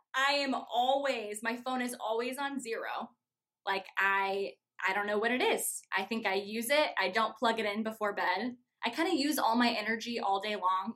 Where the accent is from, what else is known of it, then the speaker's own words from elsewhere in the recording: Norwalk, Iowa, United States; also born or lived in Chicago; I grew up actually in Norwalk, so I am born and raised Iowa girl through and through.